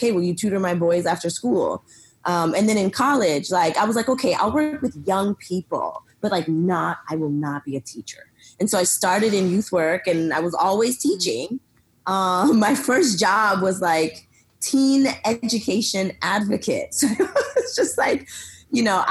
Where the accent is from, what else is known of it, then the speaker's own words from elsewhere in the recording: Lawrence, Massachusetts, United States; also born or lived in Dominican Republic; now in Austin, United States; raised in Massachusetts in Lawrence, which is a small little city